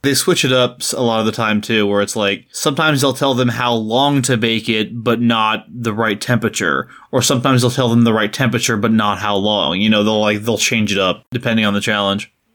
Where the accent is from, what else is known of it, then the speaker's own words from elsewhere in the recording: United States; as an American, especially as an American who hasn't spent any time in, uh, Britain